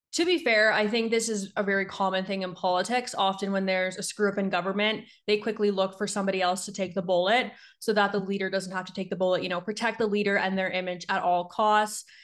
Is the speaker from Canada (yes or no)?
yes; Niagara region, Ontario, Canada; moved away as an adult; also born or lived in Ottawa; now in Calgary, Canada; I grew up in Niagara. I grew up right in between, like, Ontario and, like, Erie